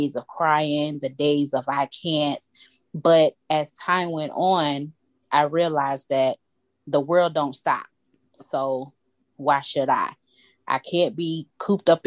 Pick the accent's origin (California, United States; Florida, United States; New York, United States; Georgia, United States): Georgia, United States; Atlanta; born and raised in Atlanta, Georgia